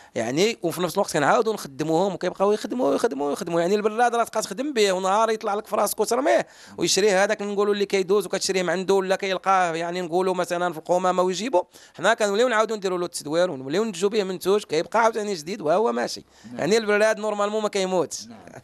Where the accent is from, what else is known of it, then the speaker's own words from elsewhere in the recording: Morocco; خوتنا المغاربه